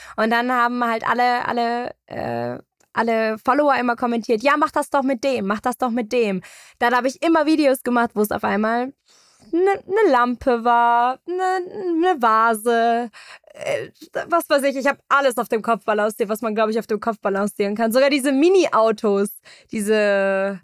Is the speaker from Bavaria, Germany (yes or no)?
yes; Munich, Bavaria, Germany; Ich bin groß geworden in München